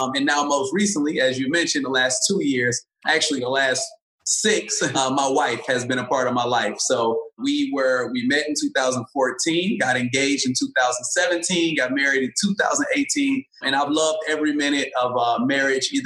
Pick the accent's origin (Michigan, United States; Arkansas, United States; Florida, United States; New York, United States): Michigan, United States; Detroit; moved away as an adult; also born or lived in Springfield, Illinois / Inkster, Michigan / Ohio; now in Los Angeles, United States; born in Springfield, Illinois, if you want to start back that far. But I was raised in Detroit, Michigan and Inkster, Michigan